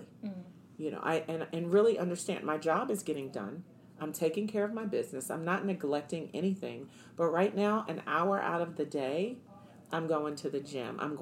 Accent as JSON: {"language": "English", "town": "Washington", "region": "District of Columbia", "country": "United States", "moved": "as an adult", "lives_now": "Arizona, United States", "said": "I'm from Washington, D.C."}